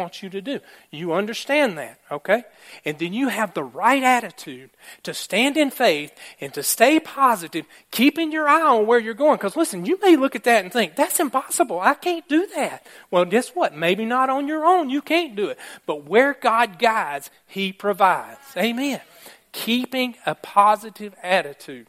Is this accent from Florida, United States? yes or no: no; Alabama, United States; I am from Alabama